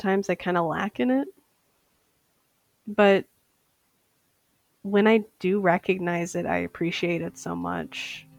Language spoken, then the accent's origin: English; Saint Paul, Minnesota, United States; I am from St. Paul, Minnesota.